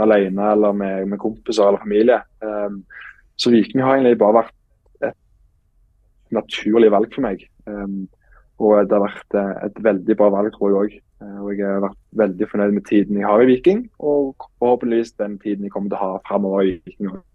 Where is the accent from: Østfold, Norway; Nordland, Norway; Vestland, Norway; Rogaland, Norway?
Rogaland, Norway; Stavanger; moved away as an adult; now in Iceland; er jo født og oppvokst på Eiganes